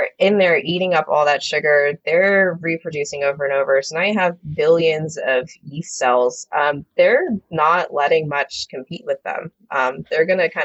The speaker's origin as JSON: {"language": "English", "region": "New Jersey", "country": "United States", "also_born_or_lived": "Nashville", "moved": "as an adult", "said": "I left my home state of New Jersey"}